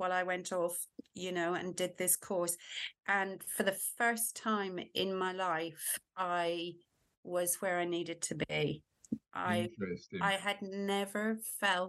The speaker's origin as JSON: {"language": "English", "country": "Ireland", "tie": "born or raised there", "moved": "as an adult", "lives_now": "United Kingdom", "said": "I was born and brought up in Ireland, and I moved to the UK when I was 20."}